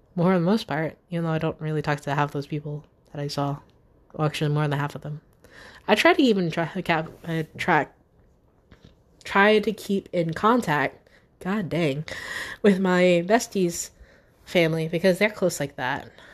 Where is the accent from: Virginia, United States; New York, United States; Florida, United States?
Virginia, United States; Newport News / Hampton; I'm still here in Newport News and or Hampton